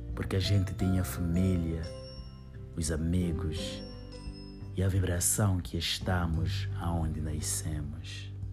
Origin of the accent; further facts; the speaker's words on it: Angola; now in Portugal; Eu sou angolana, mas amo Portugal